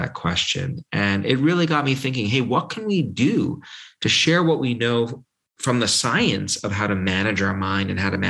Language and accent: English; New York City, New York, United States; when I was 3 years old growing up in New York, in Brooklyn